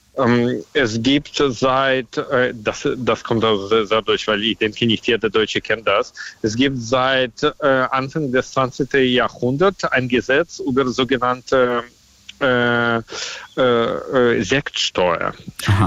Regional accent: Russia; accent: Russian; German is a second language; now in Germany; mein Akzent ist auch so, also dass ich aus Russland stamme, mhm. äh, kann man hören

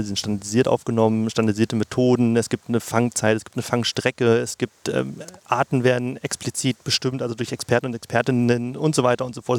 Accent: Mittellandkanal area, Saxony-Anhalt, Germany; moved away as an adult; also born or lived in Leipzig; now in Halle, Germany; ich bin hier groß geworden tatsächlich in der Gegend. Also das ist, äh, der Mittellandkanal ist wahrscheinlich eines meiner Hausgewässer

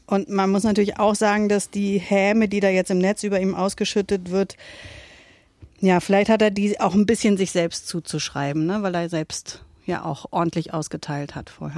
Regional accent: Southern Lower Saxony, Germany; ich bin Wessi

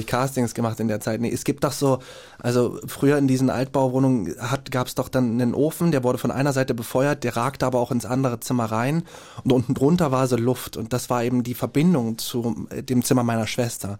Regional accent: Jena, Thuringia, Germany; born or raised there; moved away

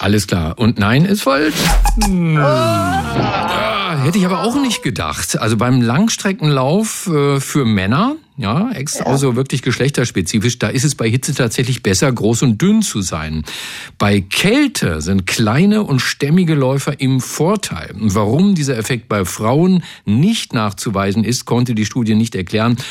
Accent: Hohenlohe, Baden-Württemberg, Germany; moved away as an adult; now in Brandenburg, Germany; aber groß geworden bin ich in Hohenlohe. Das ist Nordosten von Württemberg.

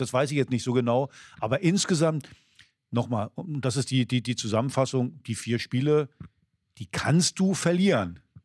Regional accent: East Germany, Germany; als Ossi

